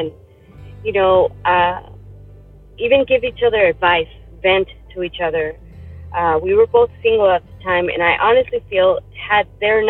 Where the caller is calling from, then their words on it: Tucson, Arizona, United States; I am calling in from Tucson, Arizona.